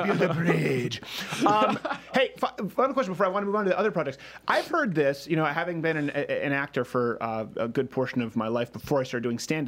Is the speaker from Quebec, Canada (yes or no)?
yes; Montreal, Quebec, Canada; moved away; I was raised in Montreal